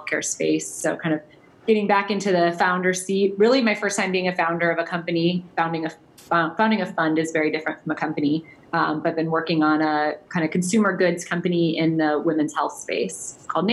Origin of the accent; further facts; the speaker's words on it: Cleveland, Ohio, United States; moved away as an adult; also born or lived in San Francisco; I'm from Cleveland originally, so when I graduated, I just wanted to get as far away as possible